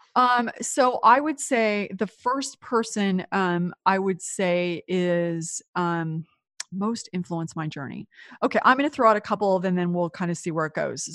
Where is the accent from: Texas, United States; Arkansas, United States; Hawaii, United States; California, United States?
California, United States; Silicon Valley; moved away as an adult; also born or lived in New York; I grew up in California in what is now considered Silicon Valley